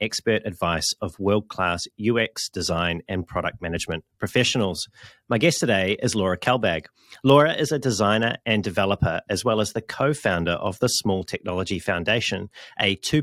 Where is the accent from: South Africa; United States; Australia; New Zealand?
New Zealand; my home country of New Zealand